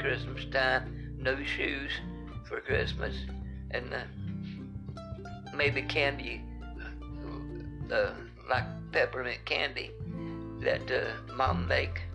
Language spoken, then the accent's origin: English; Wartburg, Tennessee, United States; moved away; also born or lived in Evansville, Indiana / Rockford, Illinois; This is where I was raised and born. Raised there. Born there.